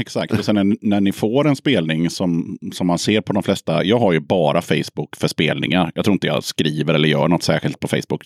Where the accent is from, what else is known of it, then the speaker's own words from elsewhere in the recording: Småland, Sweden; jag är från Småland